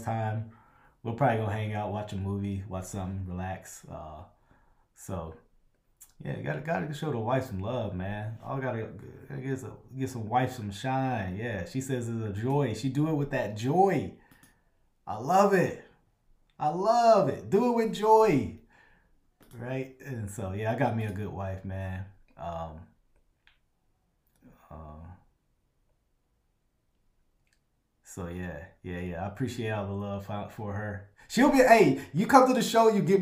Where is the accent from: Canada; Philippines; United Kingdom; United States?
United States; Louisiana; I'm from Louisiana